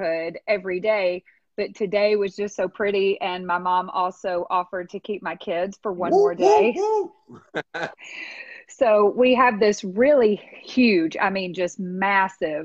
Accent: Memphis, Tennessee, United States; I'm from Memphis, Tennessee, born and raised here. I did not leave and come back

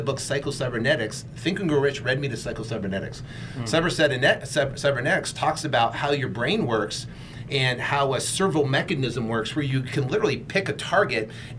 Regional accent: Vermont, United States; I grew up in Vermont

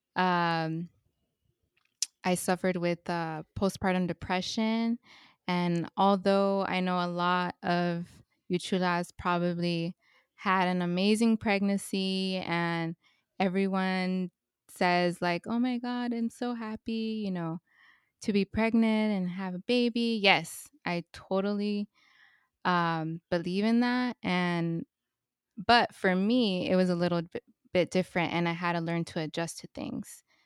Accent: Los Angeles, California, United States; I was born and raised in Northeast Los Angeles in Highland Park.

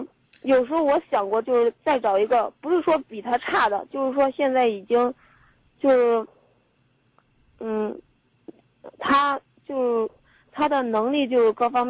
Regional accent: Luohe, Henan, China; 漯河的。

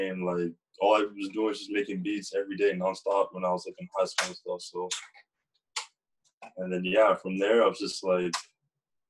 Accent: Durham Region, east of Toronto, Ontario, Canada; I moved probably 20 minutes outside the city when I was 5 years old. So I was raised in an area called Durham

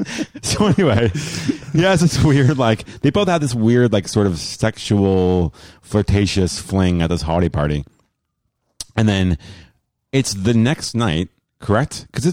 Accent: New Jersey, United States; I'm from New Jersey.

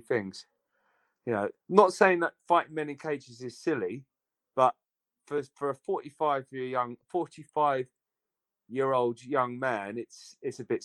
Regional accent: Aldershot, South East England, United Kingdom; now in London, United Kingdom; I'm a Londoner now, but born and bred in Aldershot

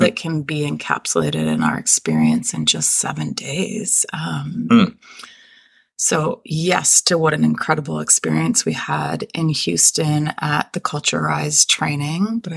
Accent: Israel; now in United States; I'm Israeli American. I'm Jewish

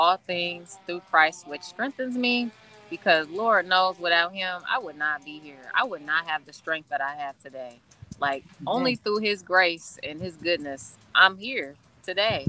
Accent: Springfield, Illinois, United States; I am from Springfield, Illinois, everyone, which is actually the capital of Illinois, not Chicago. And so that's where I've been, you know, for 33 years, born and raised

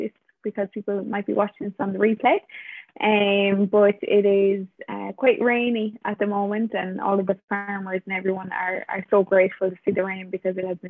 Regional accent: Ireland; now in Portugal; I'm originally from Ireland, but in this moment, I am in Portugal.

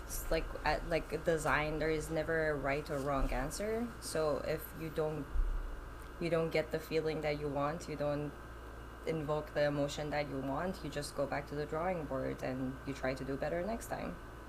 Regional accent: Iran; So, as you said … I'm originally from Iran, moved around quite a bit.

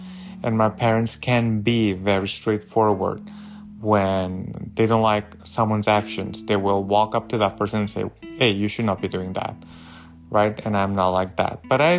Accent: Barcelona, Catalonia, Spain; moved away as an adult; also born or lived in Mallorca; now in San Diego, United States; I am from Barcelona, but I was born in Mallorca, and I have been living in the United States for 6 years. I live in San Diego, California, and I am 42 years old.

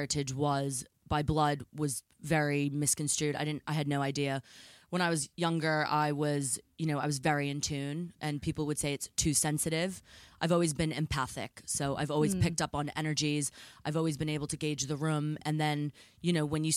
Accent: near Salem, Massachusetts, United States; now in England; growing up near Salem, Massachusetts

